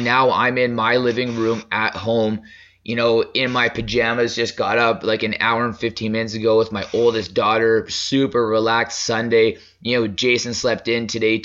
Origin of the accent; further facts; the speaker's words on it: Lethbridge, Alberta, Canada; where him and I grew up in Lethbridge